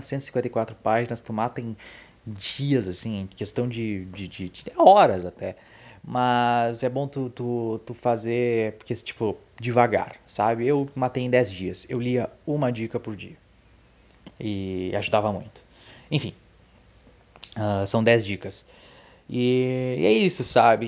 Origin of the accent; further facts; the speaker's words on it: Dom Pedrito, Rio Grande do Sul, Brazil; also born or lived in Santa Maria / Canoas; a minha cidade natal